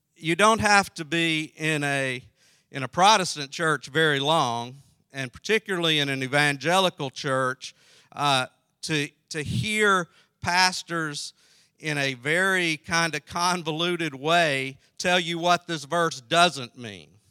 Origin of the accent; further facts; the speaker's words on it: South Carolina, United States; I grew up in South Carolina